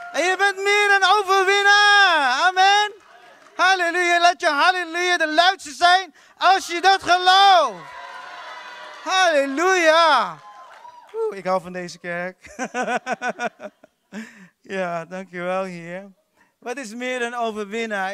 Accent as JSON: {"language": "Dutch", "country": "Philippines", "moved": "yes", "lives_now": "Netherlands", "said": "Ik kom uit de Filipijnen"}